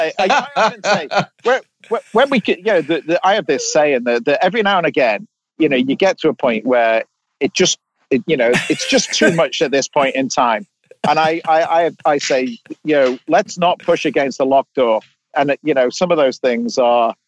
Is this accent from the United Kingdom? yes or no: yes; England, United Kingdom; now in California, United States; I live in California, but I, you know, I'm English and I've worked all over the world.